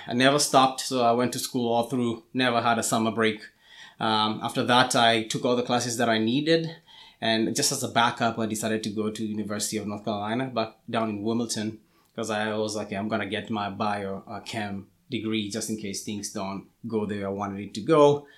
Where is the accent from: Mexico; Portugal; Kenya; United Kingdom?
Kenya; moved away as an adult; also born or lived in Atlanta, Georgia; now in United States; I was born in Kenya. That's where I grew up